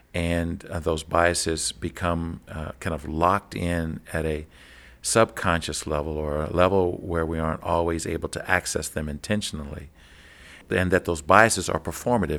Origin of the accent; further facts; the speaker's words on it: Kentucky, United States; growing up in Kentucky, I would travel to southern Indiana, just across the Ohio River